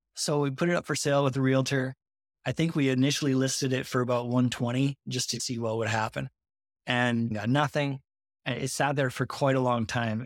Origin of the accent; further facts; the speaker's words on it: Montreal, Quebec, Canada; I live up in Montreal, Canada, but, uh, all my business is done in the U S, so I'm the Canadian note guy